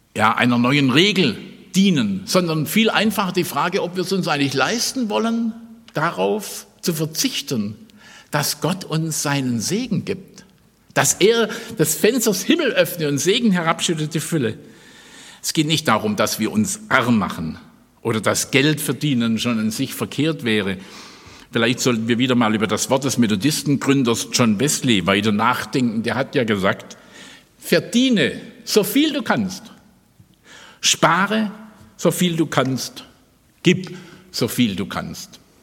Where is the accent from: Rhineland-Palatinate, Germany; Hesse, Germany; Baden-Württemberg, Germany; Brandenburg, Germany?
Baden-Württemberg, Germany; Stuttgart; Ich komme ja aus Stuttgart